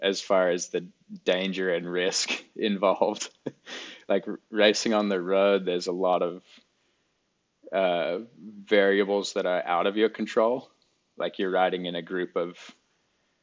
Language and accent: English; Alice Springs, Northern Territory, Australia; Alice Springs, Australia, which is where I grew up